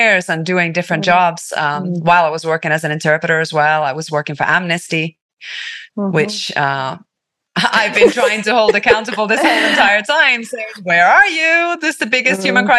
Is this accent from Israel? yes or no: no; Tampere, Pirkanmaa, Finland; first language Finnish; English is a second language; moved away as an adult; also born or lived in London / San Francisco; I was born in the Nordic jungle in Finland, in Suomi. I grew up with the trees in a very small town.